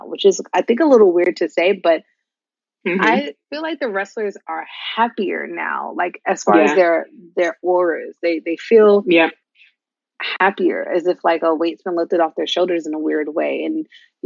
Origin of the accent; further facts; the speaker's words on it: New York City, New York, United States; as a New Yorker